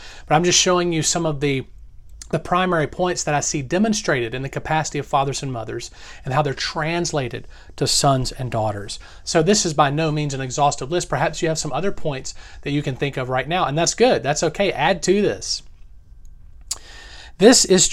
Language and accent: English; the South, United States; Growing up in the South